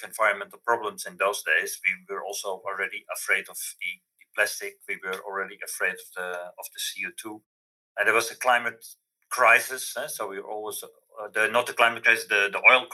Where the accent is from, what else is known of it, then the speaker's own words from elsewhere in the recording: Amsterdam, North Holland, Netherlands; a boy from Amsterdam, because I'm from Amsterdam